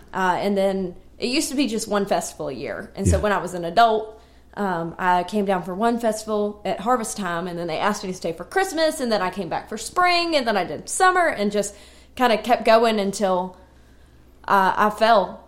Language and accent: English; Radford, Virginia, United States; now in Nashville, United States; I'm from Radford, Virginia